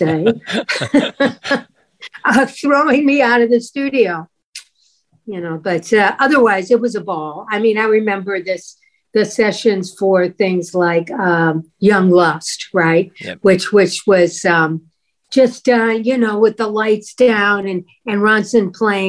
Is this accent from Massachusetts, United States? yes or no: no; St. Louis, Missouri, United States; moved away; I'm from St. Louis, Missouri